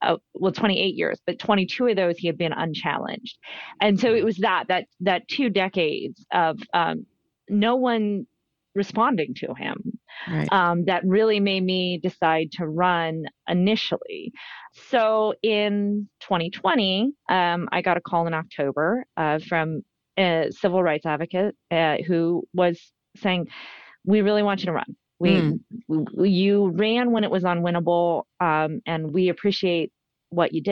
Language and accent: English; Youngstown, Ohio, United States; I saw a portion of it as a young girl growing up in Youngstown.